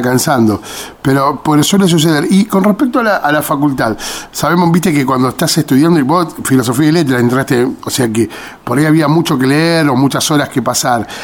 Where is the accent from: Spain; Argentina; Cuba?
Argentina; nosotros los argentinos